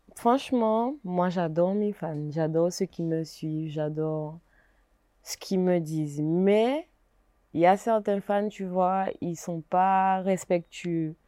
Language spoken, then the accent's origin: French; Gourbeyre, Guadeloupe; je viens de Gourbert